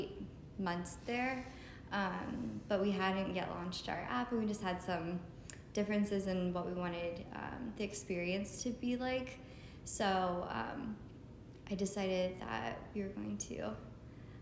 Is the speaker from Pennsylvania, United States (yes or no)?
yes; Lehighton, Pennsylvania, United States; also born or lived in Franklin Township / Philadelphia; born and raised in Lehighton